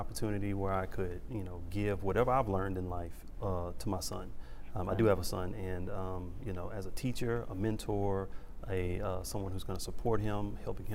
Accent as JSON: {"language": "English", "town": "Beaumont", "region": "Texas", "country": "United States", "tie": "born or raised there", "said": "growing up, I grew up in Beaumont, Texas. I love my hometown, Big Money, Texas"}